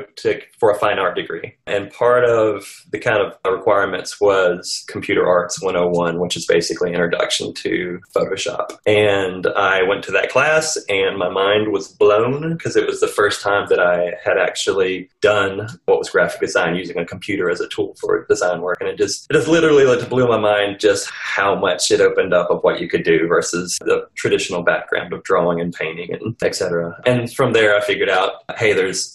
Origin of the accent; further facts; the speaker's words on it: Azores, Portugal; born there; I actually was born in Portugal. Yes. Actually, I was born in the Azores Islands off the coast of Portugal. My dad was in the Air Force.